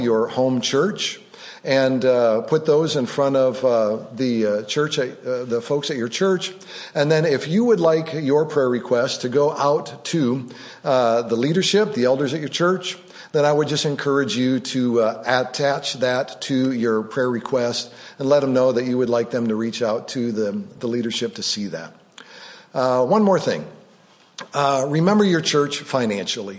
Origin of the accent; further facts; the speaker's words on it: Rockford, Illinois, United States; growing up on Drexel Boulevard, the northern part of Rockford, Illinois